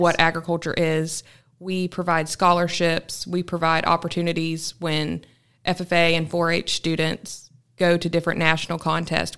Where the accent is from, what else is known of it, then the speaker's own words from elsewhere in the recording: Polk County, Florida, United States; I grew up in Polk County